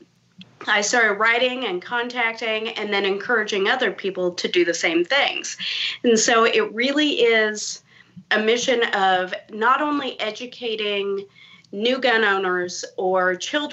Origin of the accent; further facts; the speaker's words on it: rural Kansas, United States; I live in rural Kansas. I'm about an hour or so south of Kansas City.